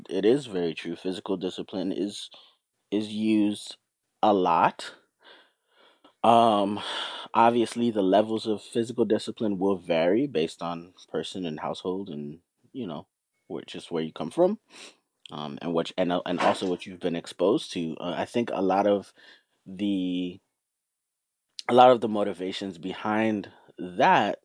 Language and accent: English; Florida, United States; also born or lived in New York / Trinidad and Tobago; I grew up in Florida, so in a lot of ways, a lot of Southern tendencies live inside of me. But I'm also from New York